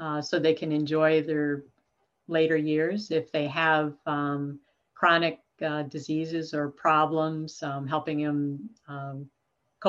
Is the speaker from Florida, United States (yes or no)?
no; New York, United States; I grew up in New York State with six brothers